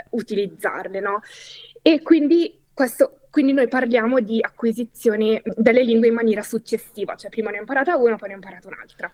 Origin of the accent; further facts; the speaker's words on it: Italy; first language Italian; io sono nata in Italia, sono monolingua, par- cioè ho parlato italiano fino a una certa età